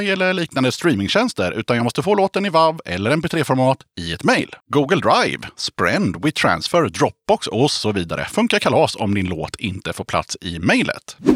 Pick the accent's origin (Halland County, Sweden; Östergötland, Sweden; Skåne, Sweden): Östergötland, Sweden; Motala; Moder Jords rövhål, Motala.